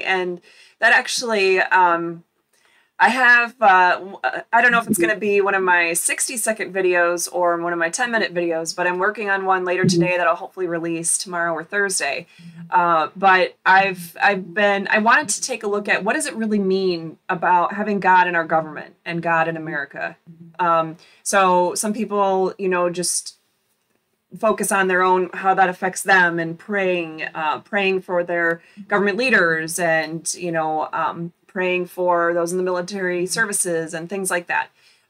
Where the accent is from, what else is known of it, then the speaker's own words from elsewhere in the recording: Michigan, United States; born there; Michigan, I was born in Michigan, and all of our daughters were born in Michigan.